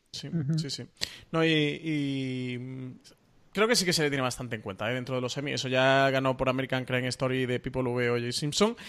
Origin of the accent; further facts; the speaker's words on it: Málaga, Andalusia, Spain; soy el malagueño de los tres